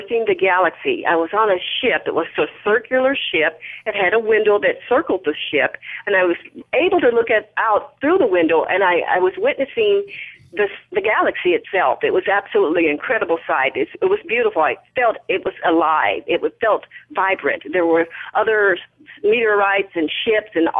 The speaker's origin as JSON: {"language": "English", "town": "Wichita", "region": "Kansas", "country": "United States", "tie": "born or raised there", "moved": "as an adult", "lives_now": "Dallas, United States", "said": "I moved from Wichita, Kansas to Dallas to be with my twin"}